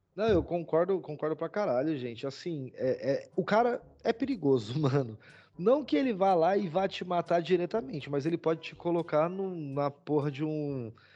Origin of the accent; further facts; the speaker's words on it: Brazil; como bons brasileiros